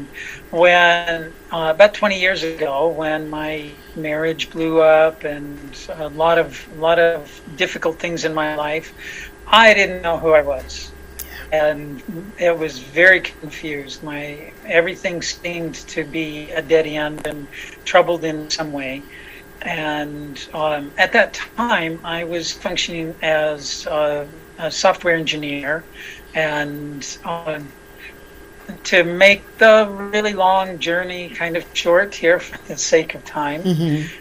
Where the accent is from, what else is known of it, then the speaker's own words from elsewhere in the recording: Los Angeles, California, United States; I was born in Hollywood, California